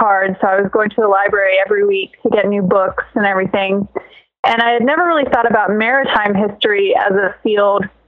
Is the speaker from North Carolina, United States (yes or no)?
yes; Statesville, North Carolina, United States; also born or lived in Norfolk, Virginia; But then I spent the majority of my childhood in Statesville